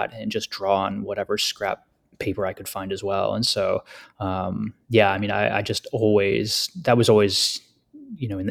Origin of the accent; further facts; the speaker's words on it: Western upstate New York, United States; also born or lived in Finger Lakes region, New York; I grew up in Western upstate New York, and I currently live in the Finger Lakes region